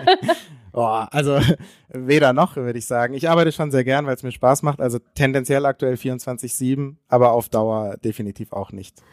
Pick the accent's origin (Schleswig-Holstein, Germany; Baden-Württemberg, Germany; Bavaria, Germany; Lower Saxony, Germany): Baden-Württemberg, Germany; Konstanz; wir kommen beide aus der, aus der Grenznähe, also aus Konstanz, direkt an der Schweizer Grenze.